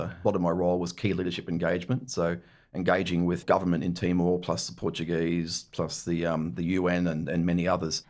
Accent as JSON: {"language": "English", "town": "Scarborough", "region": "Queensland", "country": "Australia", "tie": "born or raised there", "also_born_or_lived": "Brisbane", "said": "grew up in, uh, in Scarborough, just north of Brisbane."}